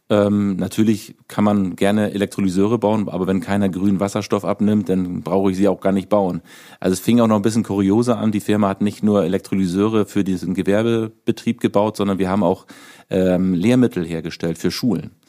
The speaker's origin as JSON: {"language": "German", "region": "Schleswig-Holstein", "country": "Germany", "said": "ich komme nun mal aus Nordfriesland, da war damals schon 2009 schon genügend Windstrom vorhanden"}